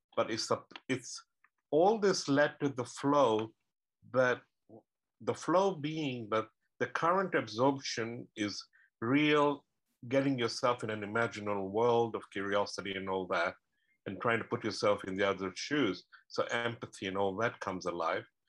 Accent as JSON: {"language": "English", "country": "Kenya", "tie": "born or raised there", "moved": "yes", "said": "I was born in Kenya"}